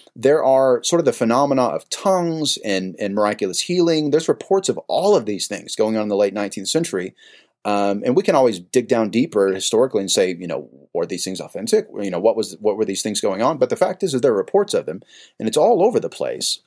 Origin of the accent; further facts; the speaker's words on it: San Jose, California, United States; was born and raised in San Jose, California